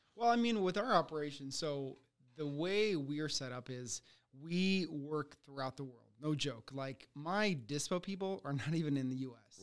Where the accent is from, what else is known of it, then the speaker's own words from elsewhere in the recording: United States; also born or lived in Ukraine; I came here when I was six years old from Ukraine.